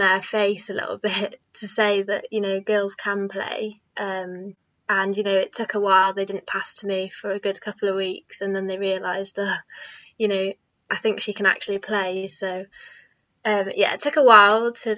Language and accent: English; Aberystwyth, Wales, United Kingdom; growing up in Aberystwyth, I was always around the youth setup.